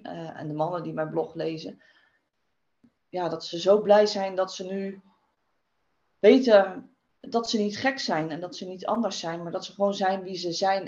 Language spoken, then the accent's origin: Dutch; Westland, South Holland, Netherlands; ik kom uit het Westland